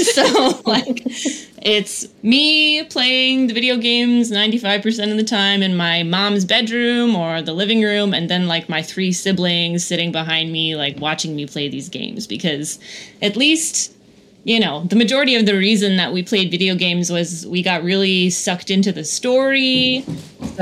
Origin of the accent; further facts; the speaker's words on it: Kanesatake, Quebec, Canada; my childhood growing up in Kanesatake